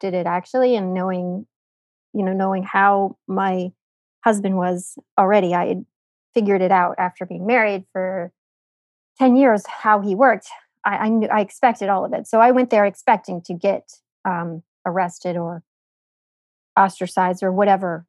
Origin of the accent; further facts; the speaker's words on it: United States; I'm American